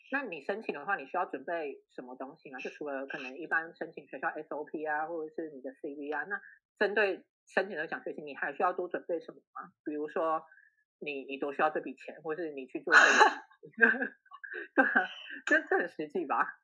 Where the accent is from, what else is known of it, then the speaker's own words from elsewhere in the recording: Taiwan; 在台湾土生土长的小孩